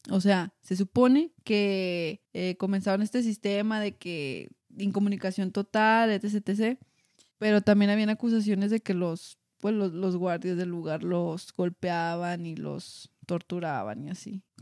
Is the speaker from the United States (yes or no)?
yes; United States; Spanish is a second language; Ay, perdón, es que soy gringa.